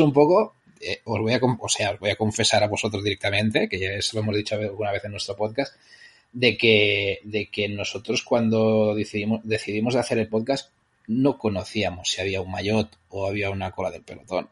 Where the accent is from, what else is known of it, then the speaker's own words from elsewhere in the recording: Vic, Catalonia, Spain; yo soy de Vic.